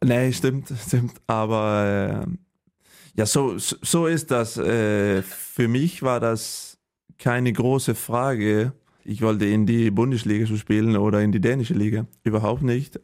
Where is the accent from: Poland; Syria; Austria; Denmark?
Denmark; Holstebro, Central Denmark Region; German is a second language; moved away as an adult; also born or lived in Sønderjylland; now in Germany; ich bin äh, geboren in, äh, in Holstebro in Dänemark. Das ist am ähm, die, ähm, die Westseite und äh, ja auf dem Land, nicht in der Stadt